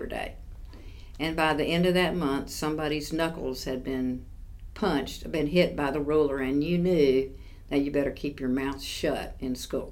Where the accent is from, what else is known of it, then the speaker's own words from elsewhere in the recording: Raleigh, North Carolina, United States; I grew up in the Five Points neighborhood